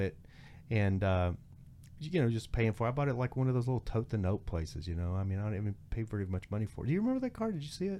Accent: near Denver City, Texas, United States; also born or lived in Joshua Tree, California / Long Beach, California; now in Los Angeles, United States; growing up in Texas

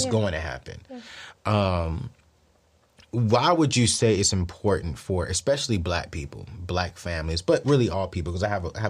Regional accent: Columbia, South Carolina, United States; I'm from Columbia.

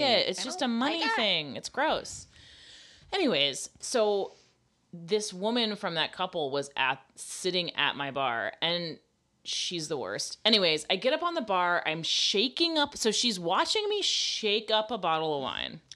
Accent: the South, United States; I'm from the South

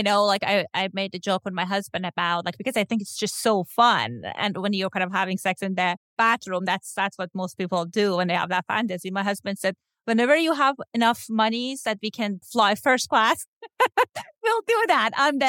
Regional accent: Iran; now in Los Angeles, United States; I know that I grew up in Iran, and if you have like a queer there, they can kill you.

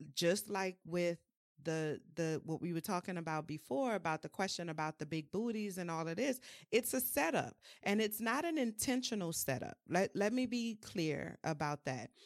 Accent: New Orleans, Louisiana, United States; I'm from New Orleans, um, born and raised

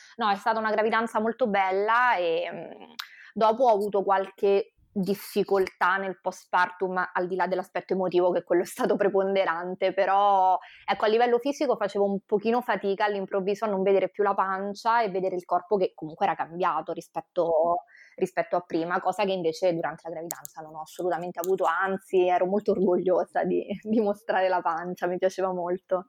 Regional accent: Rome, Lazio, Italy; born or raised there; moved away as an adult; now in Venice, Italy

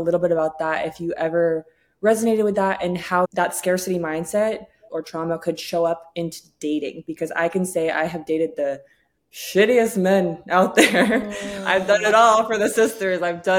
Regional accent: England, United Kingdom; born there; moved away; Although I was born in England, we moved over here.

